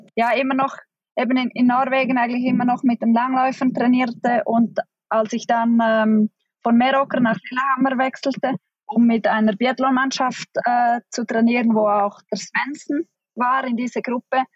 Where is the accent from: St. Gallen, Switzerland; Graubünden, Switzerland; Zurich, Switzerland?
Graubünden, Switzerland; Pontresina; also born or lived in Norway; ich bin im Engadin in Pontresina aufgewachsen